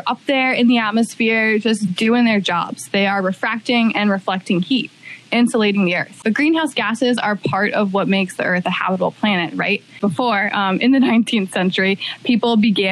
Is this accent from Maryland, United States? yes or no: yes; Baltimore, Maryland, United States; also born or lived in Hawaii; now in Waianae, United States; I am originally from Baltimore, Maryland